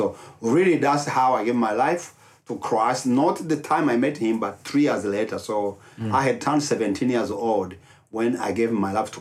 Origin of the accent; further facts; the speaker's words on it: Rwanda; English is a second language; moved away as an adult; now in Dallas, United States; I'm from Rwanda. I was born and raised up in Rwanda.